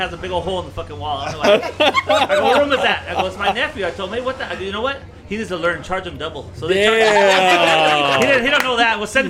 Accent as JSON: {"language": "English", "town": "Santa Paula", "region": "California", "country": "United States", "said": "I'm from Santa Paula."}